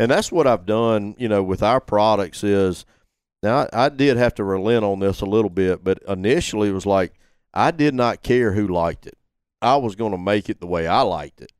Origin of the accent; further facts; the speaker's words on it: Gilbertown, Alabama, United States; moved away as an adult; Went back to my hometown